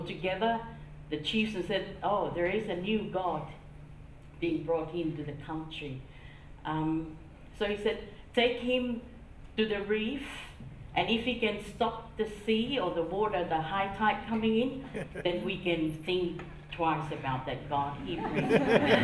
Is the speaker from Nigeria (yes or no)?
no; Tonga; growing up in Tonga